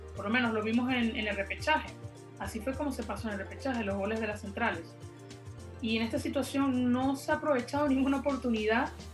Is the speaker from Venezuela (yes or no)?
yes; Venezuela; ambas somos de Venezuela